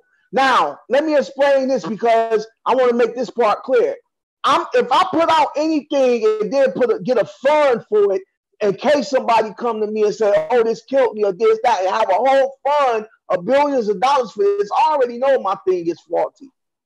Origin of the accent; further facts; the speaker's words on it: Cleveland, Ohio, United States; now in New York, United States; I'm from Cleveland